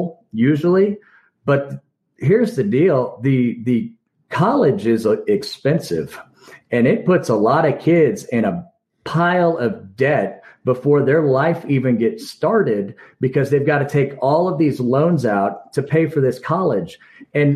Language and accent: English; Kansas, United States; we're from Kansas.